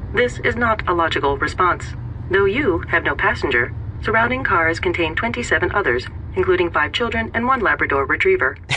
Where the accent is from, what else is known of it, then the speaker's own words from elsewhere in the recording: United States; also born or lived in Detroit; American Jews